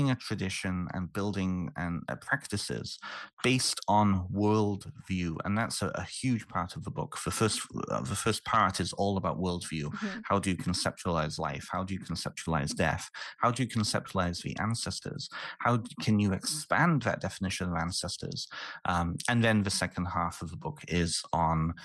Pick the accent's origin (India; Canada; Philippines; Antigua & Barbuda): Canada; also born or lived in United Kingdom; I'm originally from the UK. And so living and growing up in Canada